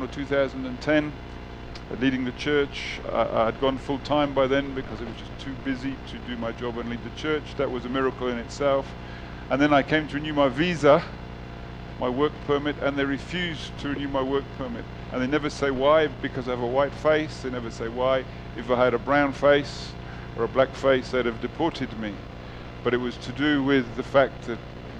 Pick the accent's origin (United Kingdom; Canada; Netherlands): United Kingdom; moved away as an adult; also born or lived in South Africa / Qatar; now in Northern Cyprus; I was born in the United Kingdom, my wife and I. We met in London, got married.